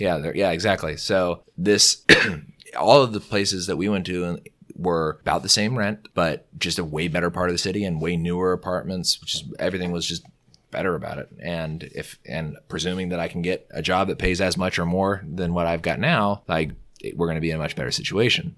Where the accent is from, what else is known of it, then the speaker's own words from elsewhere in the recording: California, United States; moved away as an adult; now in Virginia, United States; I'm from California